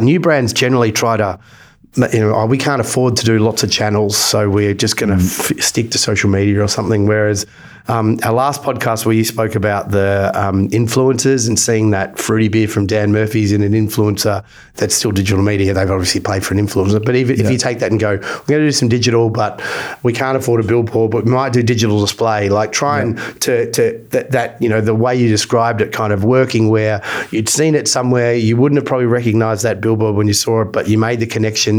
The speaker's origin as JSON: {"language": "English", "country": "Australia", "said": "I'm Australian"}